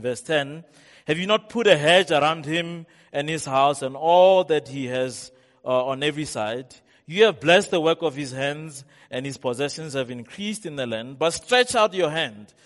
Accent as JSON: {"language": "English", "town": "Rustenburg", "region": "North West", "country": "South Africa", "said": "I'm from Rustenburg"}